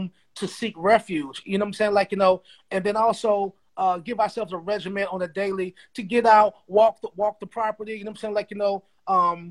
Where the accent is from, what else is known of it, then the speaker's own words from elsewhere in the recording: the South, United States; we're from the South